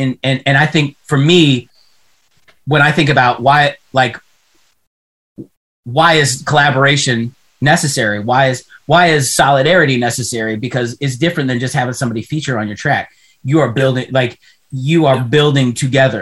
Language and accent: English; Pittsburgh, Pennsylvania, United States; I'm from Pittsburgh